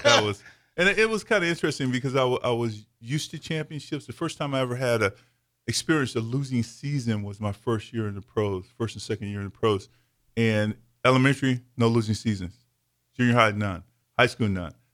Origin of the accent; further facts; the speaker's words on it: Davenport, Iowa, United States; also born or lived in Fort Pierce, Florida; I was mid, Midwest raised in Davenport, Iowa